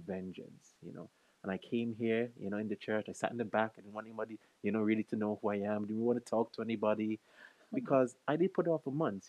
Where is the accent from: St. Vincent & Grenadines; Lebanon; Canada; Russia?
St. Vincent & Grenadines; moved away as an adult; now in United Kingdom; I'm originally from St. Vincent and the Grenadines, the best island in the Caribbean